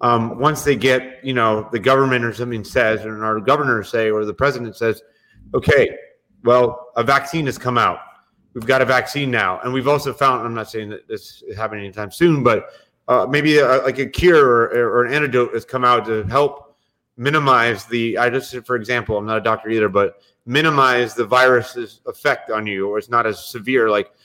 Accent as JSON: {"language": "English", "region": "Florida", "country": "United States", "said": "hey, I'm from Florida."}